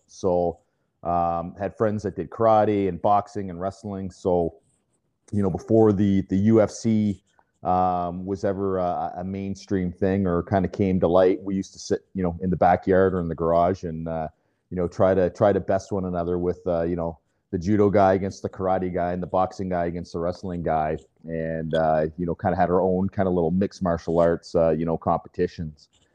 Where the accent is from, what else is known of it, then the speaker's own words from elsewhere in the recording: Fredericton, New Brunswick, Canada; now in Burlington, Canada; I was born and raised in New Brunswick, so um, in in Fredericton.